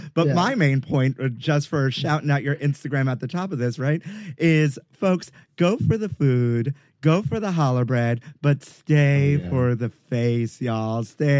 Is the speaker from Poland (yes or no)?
no; Brooklyn, New York, United States; I'm from Brooklyn.